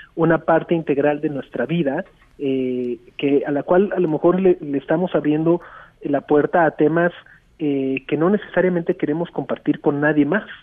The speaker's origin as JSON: {"language": "Spanish", "country": "Mexico"}